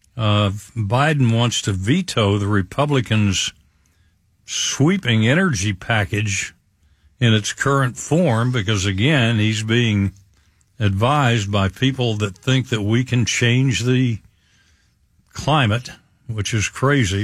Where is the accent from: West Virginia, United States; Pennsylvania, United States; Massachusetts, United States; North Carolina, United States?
West Virginia, United States; southern; now in Tampa Bay, United States; my home state of West Virginia